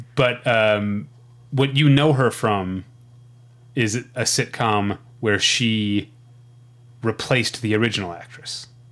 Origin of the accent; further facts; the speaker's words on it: Missouri, United States; I grew up in Missouri